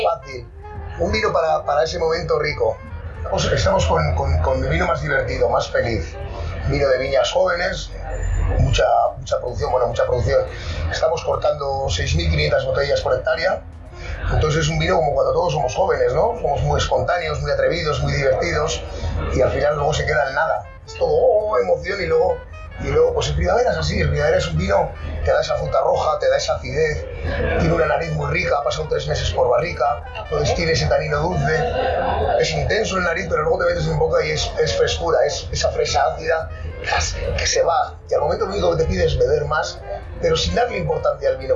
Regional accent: Labastida, Basque Country, Spain; yo, soy vasco, estoy en Río Jalavesa

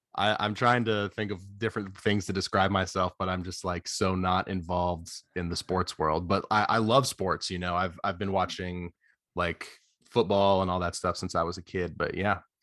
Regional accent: Atlanta, Georgia, United States; I'm from Atlanta, so I've gone to see the Braves a couple of times

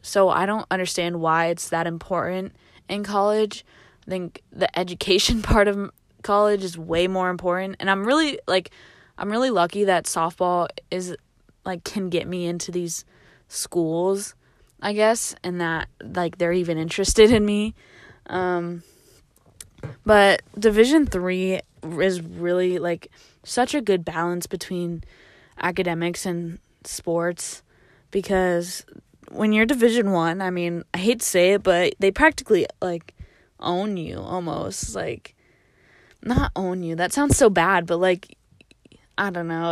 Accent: Washington, United States; also born or lived in California; coming back to Washington

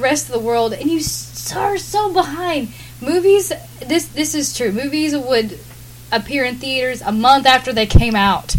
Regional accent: the South, United States; when people know that I'm from the South, they think I'm crazy, and I'm not.

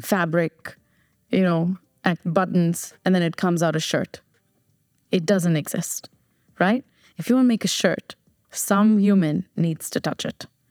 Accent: New Jersey, United States; moved away as an adult; also born or lived in Chennai, India / Bombay, India; now in Dubai, United Arab Emirates; I was born in Chennai, raised in New Jersey

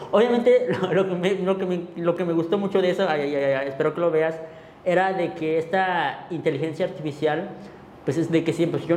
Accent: Mexico; al final de cuentas todos somos mexicanos

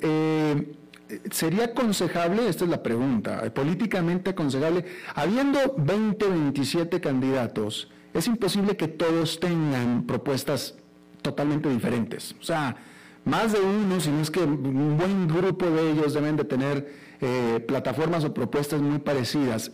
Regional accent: Mexico; now in Costa Rica; yo soy mexicano

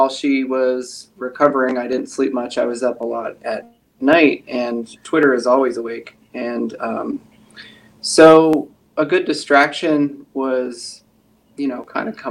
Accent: Pennsylvania, United States; moved away as an adult; I'm originally from Pennsylvania

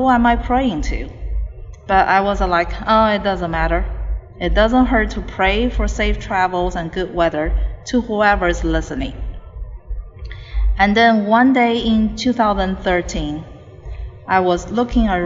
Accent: China; moved away as an adult; now in United States; I grew up in China. I had a bachelor's degree there and came to the United States to get a master's degree.

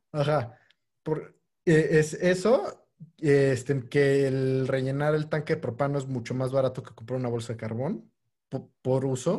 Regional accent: Mexico; como buen mexicano

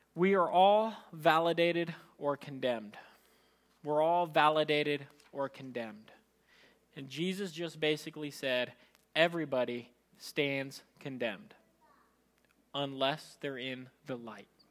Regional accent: Philippines; as a Filipino

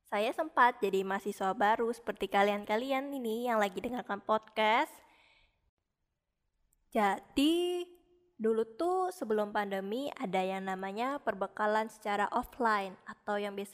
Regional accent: Samarinda, East Kalimantan, Indonesia; Saya berasal dari Samarinda.

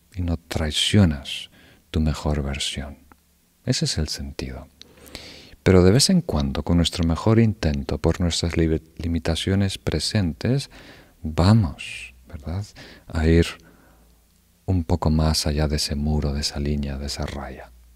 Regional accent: Uruguay; Yo nací en Uruguay

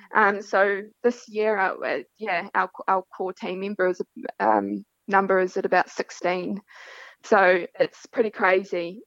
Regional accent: Central Otago, New Zealand; moved away as an adult; also born or lived in Western Australia; now in Pilbara, Australia; I am from Central Otago in New Zealand

